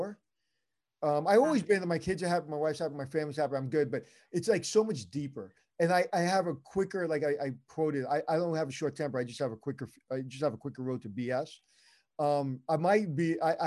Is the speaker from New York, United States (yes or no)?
yes; New York City, New York, United States; I'm from Brooklyn